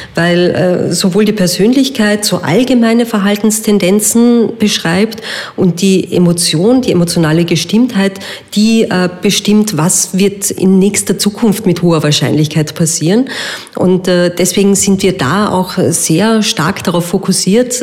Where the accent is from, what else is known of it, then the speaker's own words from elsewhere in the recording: Vienna, Austria; bei uns in Wien